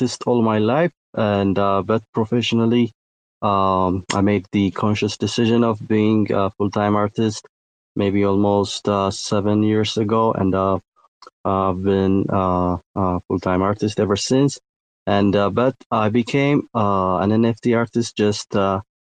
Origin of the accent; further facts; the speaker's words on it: Ethiopia; I'm from Ethiopia.